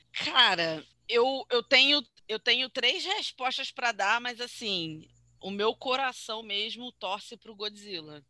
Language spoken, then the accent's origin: Portuguese; Rio de Janeiro, Brazil; eu sou carioca